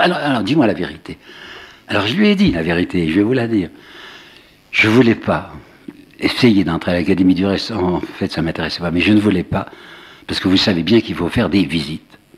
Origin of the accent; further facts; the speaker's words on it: Mâcon, Bourgogne-Franche-Comté, France; moved away as an adult; J'habitais Mâcon, hein, je suis né à Mâcon, et j'étais reparti